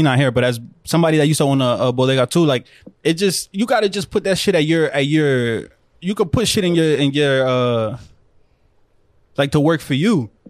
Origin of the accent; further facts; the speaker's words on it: New Jersey, United States; born there; I'll tell you that I was born in Jersey.